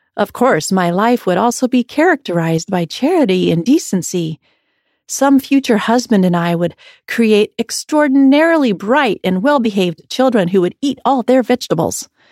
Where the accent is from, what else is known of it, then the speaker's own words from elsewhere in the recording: Iowa, United States; growing up in Iowa